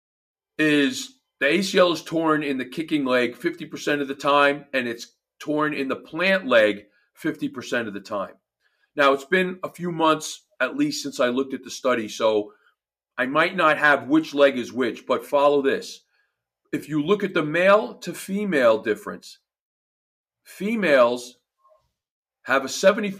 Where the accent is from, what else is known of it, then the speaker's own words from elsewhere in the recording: New Jersey, United States; accent: New Jersey; my New Jersey accent voice